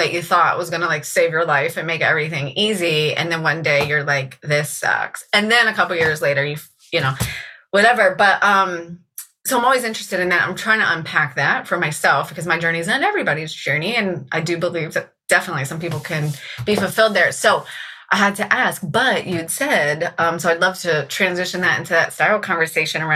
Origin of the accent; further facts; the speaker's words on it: Virginia Beach, Virginia, United States; also born or lived in Richmond, Virginia / Williamsburg, Virginia; I grew up in Virginia Beach